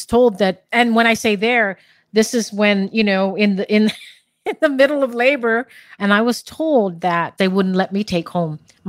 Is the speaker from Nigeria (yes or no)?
no; Guam; Born and raised in Guam in the Marianas.